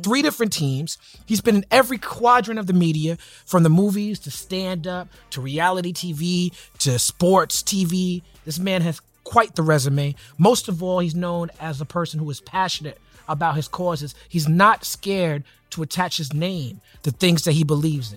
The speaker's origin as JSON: {"language": "English", "town": "New York City", "region": "New York", "country": "United States", "said": "I'm from Brooklyn."}